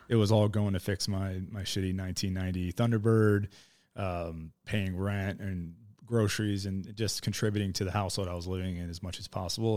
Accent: Miami, Florida, United States; moved away as an adult; also born or lived in Idaho; I was born in Miami in nineteen eighty-three

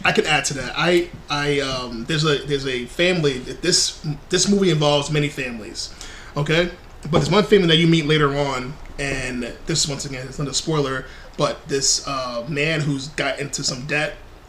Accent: New York City, New York, United States; I grew up pretty poor in New York City.

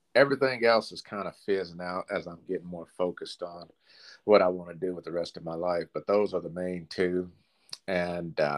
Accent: Clarksville, Tennessee, United States; I was born and raised here in Clarksville

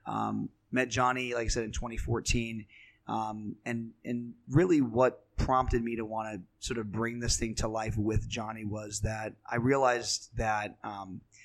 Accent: Pennsylvania, United States; now in New York City, United States; Grew up in Pennsylvania.

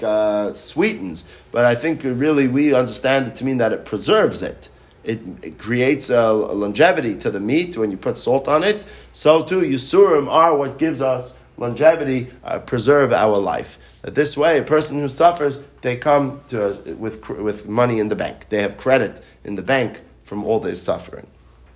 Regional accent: New York City, New York, United States; now in Hollywood, Florida, United States; I grew up in New York City

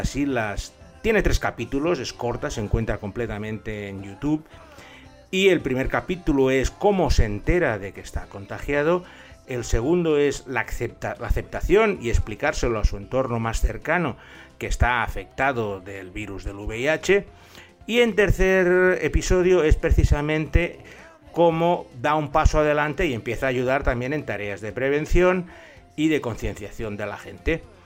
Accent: Spain; accent: Spanish; con mi acento les demostraba que era, que era español

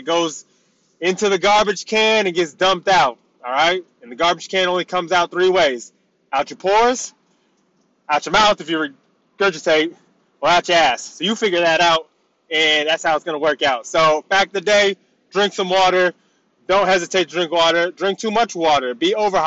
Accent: United States; moved away; I was born and raised in the States

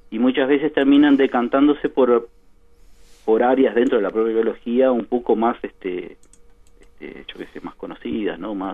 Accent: Montevideo, Uruguay; moved away as an adult; also born or lived in São Paulo, Brazil; now in Rivera, Uruguay; No, yo soy de Montevideo, yo soy de Parque Rodó.

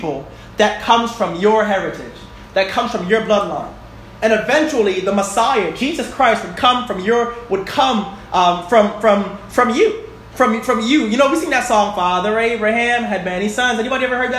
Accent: New York City, New York, United States; moved away; I'm from Bronx, New York. Gun Hill Road

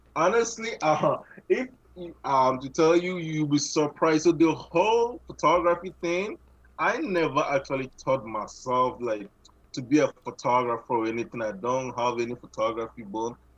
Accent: Ghana; moved away as an adult; now in Canada; I'm originally from Ghana, and then I, I moved here. I moved into Canada. I think 20, June 2017

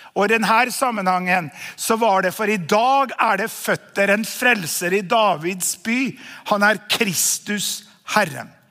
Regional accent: Namsos, Trøndelag, Norway; moved away as an adult; also born or lived in Østfold; Jeg er jo en eh, avslippet trønder som flyttet fra Trøndelag da vi var 18 år gamle

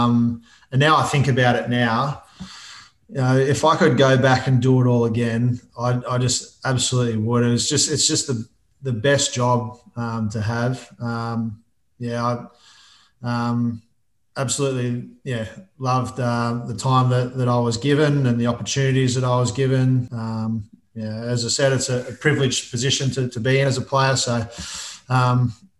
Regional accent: Albury, New South Wales, Australia; now in Melbourne, Australia; Albury, which is my hometown.

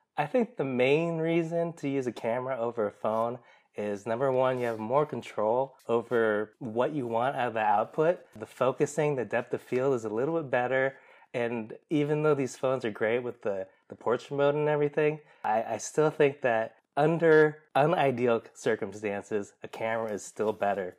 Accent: Seattle, Washington, United States; We grew up here in Seattle

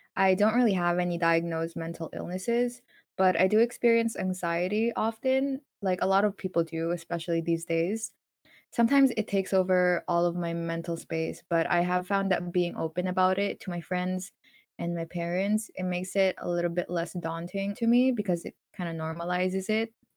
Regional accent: Philippines; moved away; also born or lived in North America; when I was still in the Philippines

